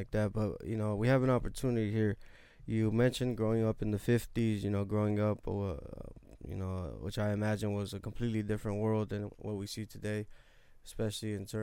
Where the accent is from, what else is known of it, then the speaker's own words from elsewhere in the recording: Los Angeles, California, United States; we come from South Central